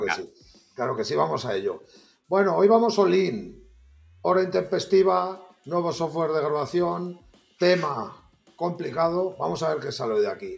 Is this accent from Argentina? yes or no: no; Salamanca, Castile and León, Spain; yo como vosotros dos soy de Salamanca